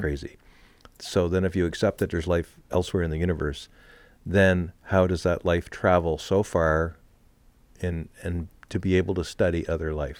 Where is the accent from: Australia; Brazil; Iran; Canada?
Canada; Montreal, Quebec; moved away; also born or lived in New Hampshire; Growing up in Montreal